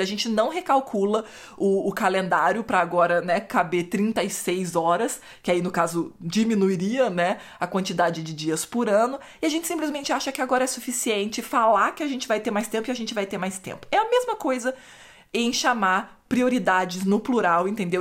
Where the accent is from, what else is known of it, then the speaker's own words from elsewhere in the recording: Brazil; moved away; Eu cresci no Brasil, o Brasil é cristianismo católico